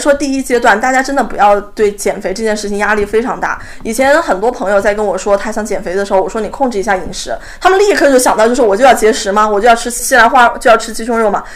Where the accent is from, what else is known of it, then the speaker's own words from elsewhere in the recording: China; 我们中国人通常是吃不够蛋白质